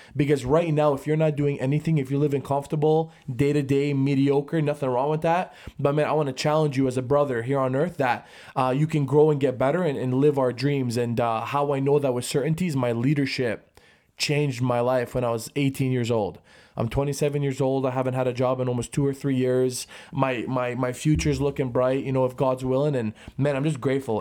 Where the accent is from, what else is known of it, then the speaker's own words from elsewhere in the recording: Brantford, Ontario, Canada; we're from Brantford, hundred thousand population